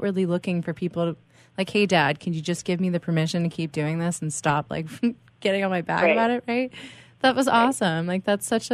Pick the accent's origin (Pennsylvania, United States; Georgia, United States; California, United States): Pennsylvania, United States; Pittsburgh; moved away; I'm originally from Pittsburgh